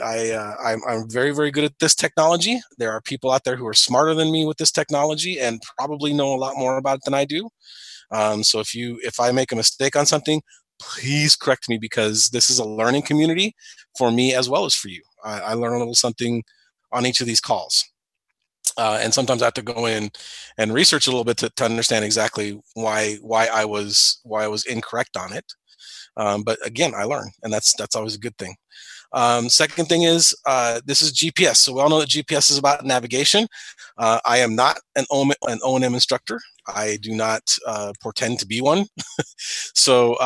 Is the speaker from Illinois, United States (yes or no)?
yes; Springfield, Illinois, United States; I'm from Springfield, Illinois